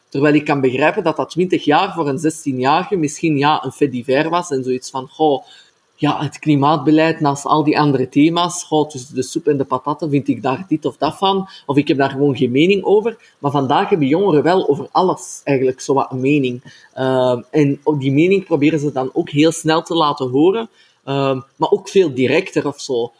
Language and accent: Dutch; Antwerp, Flanders, Belgium; ik kom zelf ook uit Antwerpen